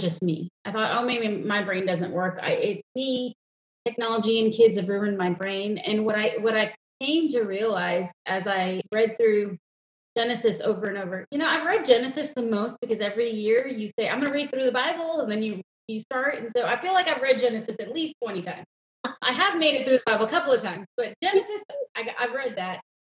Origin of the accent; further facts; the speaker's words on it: New York, United States; moved away as an adult; also born or lived in India; now in Texas, United States; I grew up in New York, which sounds super fun to say, but it's a suburb.